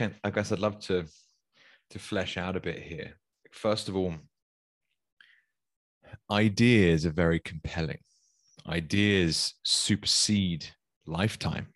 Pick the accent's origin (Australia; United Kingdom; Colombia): United Kingdom; as a Brit